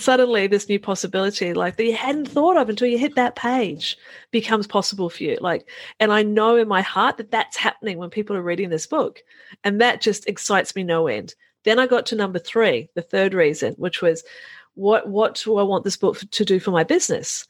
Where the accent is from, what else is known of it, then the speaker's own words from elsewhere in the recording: New Zealand; moved away; I'm a Kiwi farm girl, Kiwi being New Zealand. I'm a Kiwi farm girl by origin